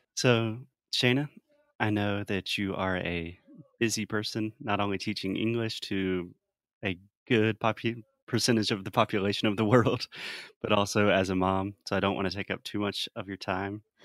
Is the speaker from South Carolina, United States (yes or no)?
yes; South Carolina, United States; an American born and raised in South Carolina